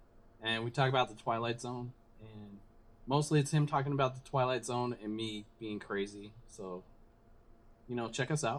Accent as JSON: {"language": "English", "region": "Utah", "country": "United States", "tie": "born or raised there"}